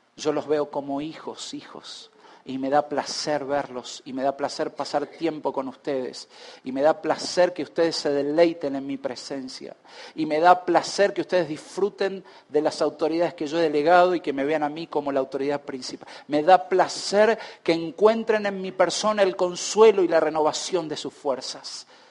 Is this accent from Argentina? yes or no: yes; Argentina; esto nos afecta tanto como argentinos